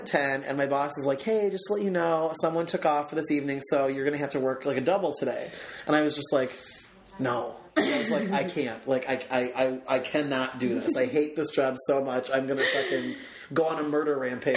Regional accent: Aurora, Illinois, United States; I'm from Aurora

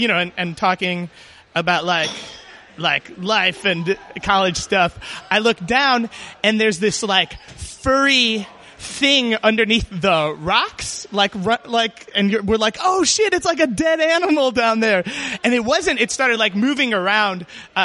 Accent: Chicago, Illinois, United States; I grew up in Chicago

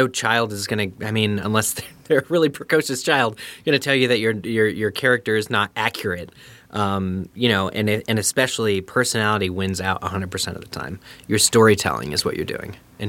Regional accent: Pennsylvania, United States; that was my first time ever coming to Chicago, because I grew up in Eastern PA. Pennsylvania for international listeners.

